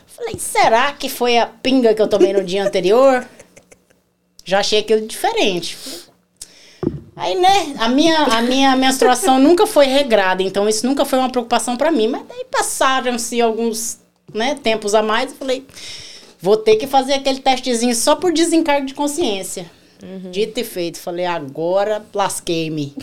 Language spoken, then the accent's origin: Portuguese; Rondônia, Brazil; also born or lived in Curitiba, Paraná; now in United States; Eu sou curitibana. Nascida em Curitiba, mas criada em Rondônia